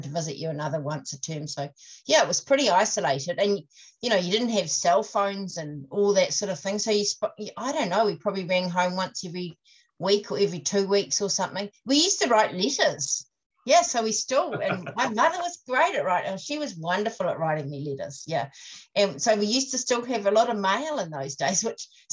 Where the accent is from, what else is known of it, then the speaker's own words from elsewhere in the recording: King Country, North Island, Waikato, New Zealand; now in Queenstown, New Zealand; I was born in the King Country in the middle of the North Island on a farm